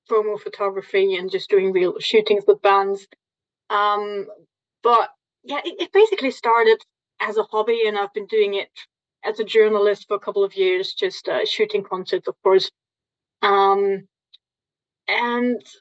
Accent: Germany; from Germany.

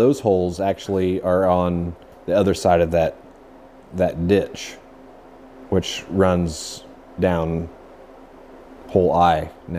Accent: rural Indiana, United States; I'm from Indiana. Rural town.

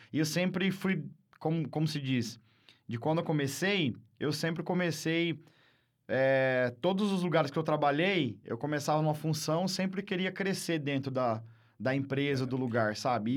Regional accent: Barra Bonita, São Paulo, Brazil; now in Marília, Brazil; eu não sou de Marília, né? É. Eu nasci em Barra Bonita, para quem não conhece, aqui é uma cidade turística aqui perto de Jaú, Barra, é, Bauru, ali, aquela região. E lá, minha infância toda

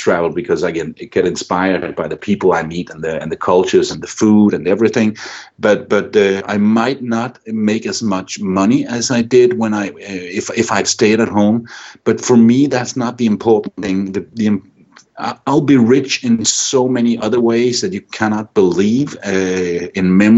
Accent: Randers, Central Denmark Region, Denmark; moved away as an adult; my hometown of Randers, Denmark

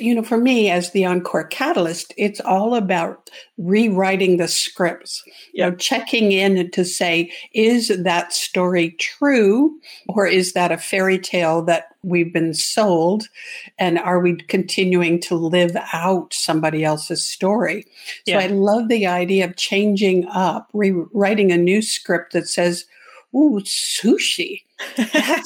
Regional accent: Canada; now in Arizona, United States; I'm a Canadian entrepreneur transplanted into the US

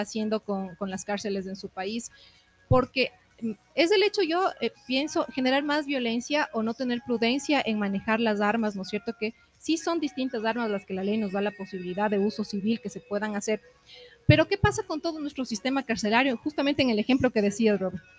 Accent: Ecuador; somos todos ecuatorianos, estamos dentro de un país

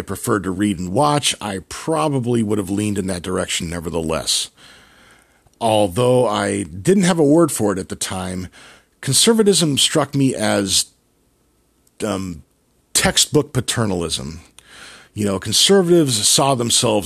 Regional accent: Albany, United States; I grew up in Albany

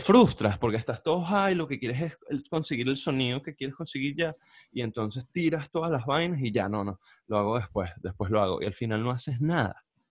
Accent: Barquisimeto, Lara, Venezuela; also born or lived in Caracas, Venezuela; now in United States; nosotros crecimos en Barquisimeto

